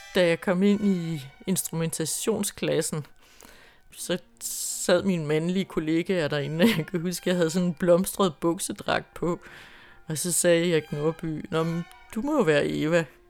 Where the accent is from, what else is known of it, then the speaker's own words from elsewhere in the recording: Grenå, Central Denmark Region, Denmark; moved away as an adult; also born or lived in Holstebro; Jeg boede ude på landet uden for Grenå, hvor jeg kommer fra